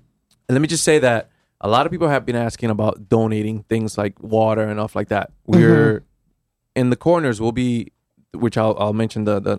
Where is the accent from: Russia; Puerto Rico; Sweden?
Puerto Rico; Loíza; now in New Haven, United States; Myself, I'm from Loíza, Puerto Rico.